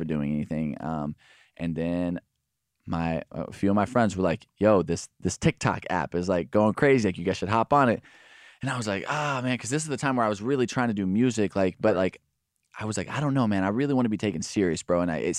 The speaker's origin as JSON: {"language": "English", "town": "Alvarado", "region": "Texas", "country": "United States", "tie": "born or raised there", "said": "I'm from Alvarado, Texas. It's like 40 minutes south of Dallas. There's like nobody. There's like a couple thousand people in my town."}